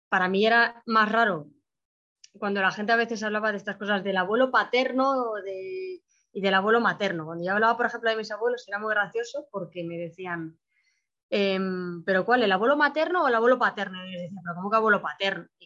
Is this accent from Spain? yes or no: yes; Madrid, Community of Madrid, Spain; also born or lived in Russia; tengo 20 años, nací en Rusia, soy adoptada de Rusia eh, fui adoptada a los tres años, bueno, casi tres años, dos años y medio en realidad, y soy de familia monoparental. Esto se me suele olvidar decirlo, pero sí, solo tengo madre, no, tengo padre. Mi madre nunca se casó. Y vivo en España, Madrid